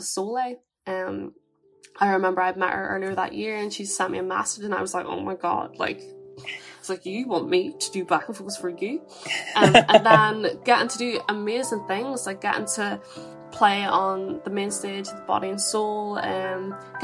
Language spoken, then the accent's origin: English; Draperstown, Northern Ireland, United Kingdom; I'm from Draperstown, which is a small country town, near Marfelts